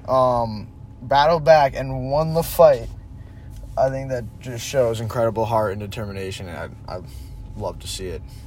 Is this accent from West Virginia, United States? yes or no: no; Connecticut, United States; I'm from Connecticut in the states